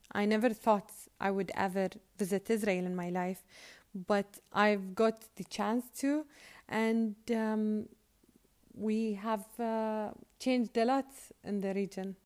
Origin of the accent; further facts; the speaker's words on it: Bahrain; also born or lived in Australia; I was born in Bahrain and raised in Bahrain, but, and lived my whole life in Bahrain, um, but except for five years where I studied abroad in Australia.